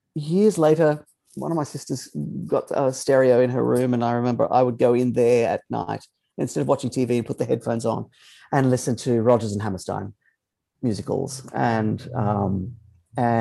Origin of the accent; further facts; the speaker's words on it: Innisfail, Queensland, Australia; I grew up in Northern Queensland in a very small town called Innisfail